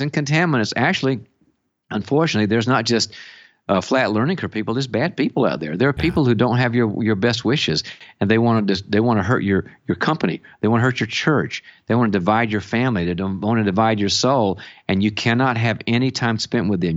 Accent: the South, United States; now in California, United States; I'm originally from the South

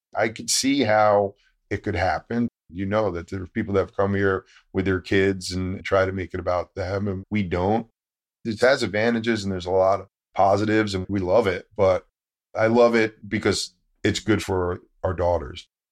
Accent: Connecticut, United States; also born or lived in New York City; I was born in New York City, lived in Connecticut. Very Northeast upbringing

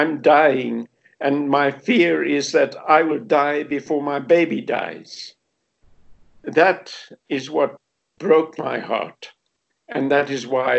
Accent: South Africa; also born or lived in Rustenburg, South Africa; I am a South African-born Redemptorist priest

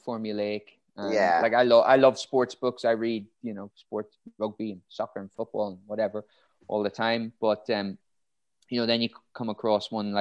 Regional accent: Bundoran, Ulster, Ireland; where I grew up in Ulster

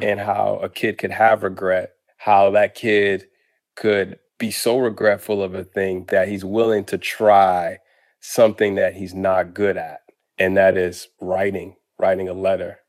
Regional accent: Boston, Massachusetts, United States; moved away; also born or lived in Harlem, New York; when I was growing up in Roxbury and Boston, and when I lived in Harlem

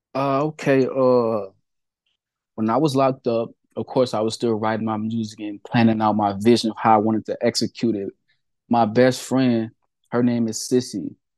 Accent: Peoria, Illinois, United States; Peoria, Illinois, my hometown

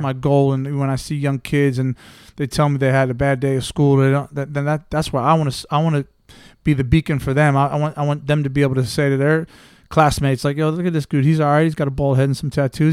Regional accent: United States; moved away as an adult; also born or lived in England; I'm American through and through

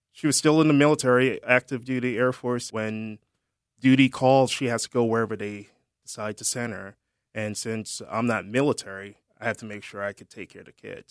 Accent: Jamaica; moved away; also born or lived in Germany; I'm originally from Jamaica

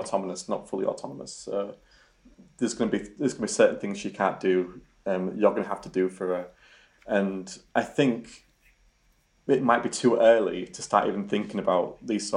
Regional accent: Yorkshire and the Humber, United Kingdom; accent: Yorkshire; my Yorkshire accent

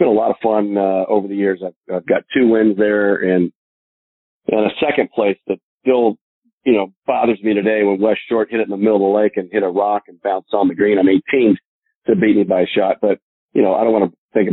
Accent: Northern California, United States; I was from Northern California

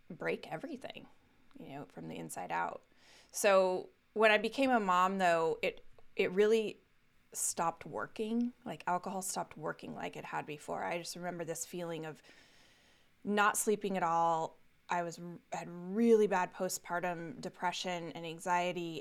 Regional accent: Castle Rock, Colorado, United States; I grew up in Colorado. Uh, lived there through, uh, right up through college.

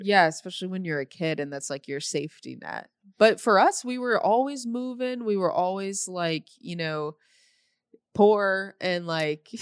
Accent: Normal, Illinois, United States; now in Los Angeles, United States; I'm from Normal

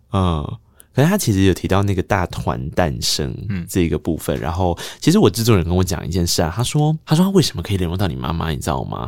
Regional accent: Taiwan; first language Taiwanese Hokkien; Chinese is a second language; 我的母语是台语

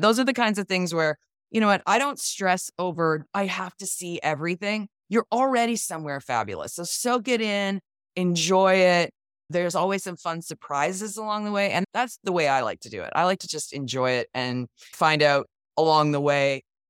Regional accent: Canada; As a Canadian, I have never done that.

